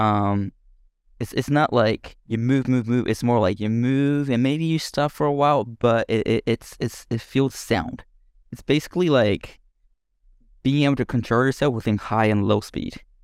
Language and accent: English; Japan; born or raised there; English is a second language; moved away as an adult; also born or lived in Denmark